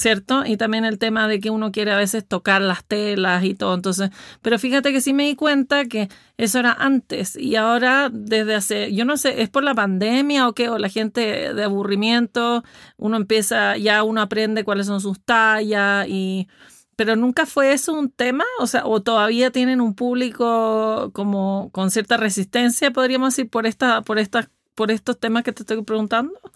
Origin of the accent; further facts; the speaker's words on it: Chile; los chilenos somos diferentes